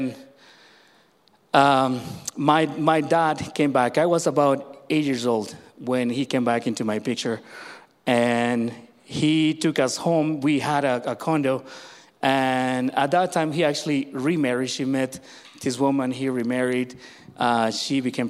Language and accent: English; Mexico; when I was born in Mexico